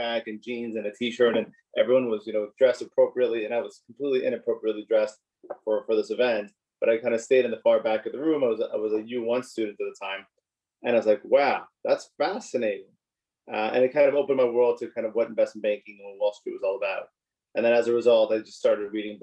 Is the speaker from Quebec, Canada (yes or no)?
yes; Montreal, Quebec, Canada; I grew up in Montreal, born and raised in Montreal